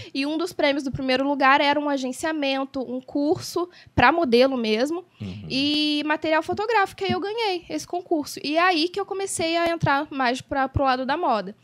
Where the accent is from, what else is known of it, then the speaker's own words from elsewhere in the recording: Barra do Piraí, Rio de Janeiro, Brazil; moved away as an adult; now in São Paulo, Brazil; barrense, nascida e criada em Barra do Piraí